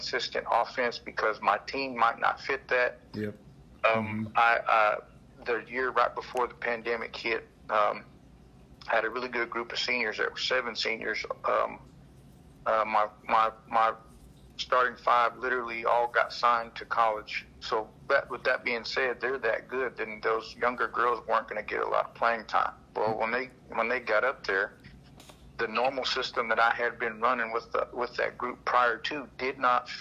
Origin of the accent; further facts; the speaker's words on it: Anadarko, Oklahoma, United States; also born or lived in Carnegie, Oklahoma; I was in Anadarko. I'm originally from Anadarko. We lived there